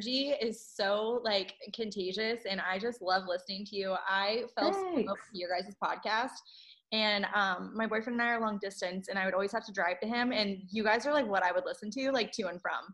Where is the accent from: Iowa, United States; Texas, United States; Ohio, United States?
Ohio, United States; Columbus; I'm from Columbus too